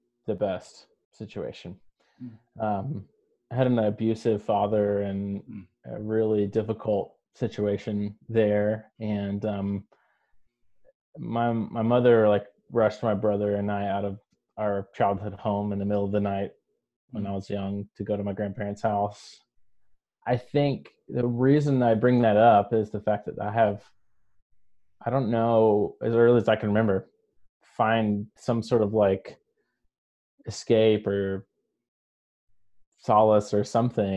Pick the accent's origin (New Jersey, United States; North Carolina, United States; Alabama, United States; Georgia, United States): North Carolina, United States; Greensboro; moved away as an adult; also born or lived in California; I'm originally from North Carolina. I was born and raised in the Greensboro area.